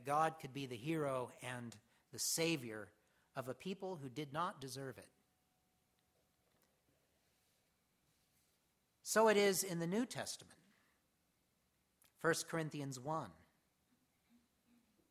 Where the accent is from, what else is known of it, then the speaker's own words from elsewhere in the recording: United States; as Americans in particular, we have an innate something in us